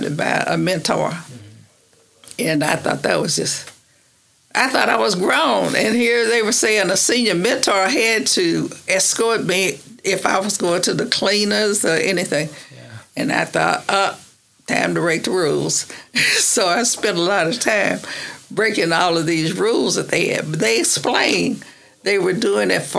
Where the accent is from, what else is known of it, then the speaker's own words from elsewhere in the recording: Oklahoma, United States; also born or lived in Washington, D.C.; I came from Oklahoma